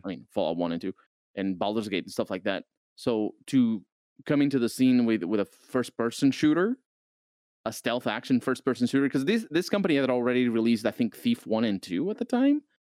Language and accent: English; Portugal; I'm from Portugal